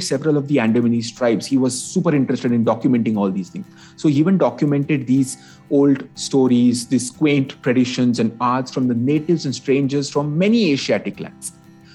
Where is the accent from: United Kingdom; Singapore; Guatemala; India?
India